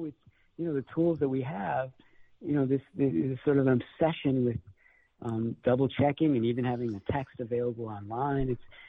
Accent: Chicago, Illinois, United States; also born or lived in Iowa; I'm from Chicago, and I lived in Iowa for a long time, and so I'm home now.

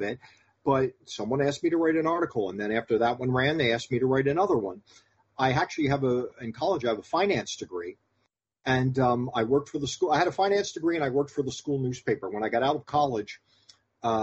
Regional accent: Philadelphia, Pennsylvania, United States; moved away as an adult; also born or lived in Shippensburg, Pennsylvania; I grew up in Philadelphia and I almost never ventured out of Philadelphia when I was growing up

